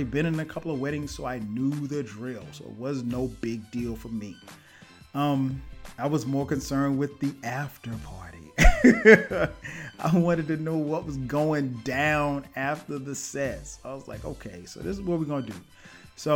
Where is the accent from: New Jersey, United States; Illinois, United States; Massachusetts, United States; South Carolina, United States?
South Carolina, United States; Florence; moved away as an adult; now in Atlanta, United States; I go back home to my hometown, Florence, South Carolina.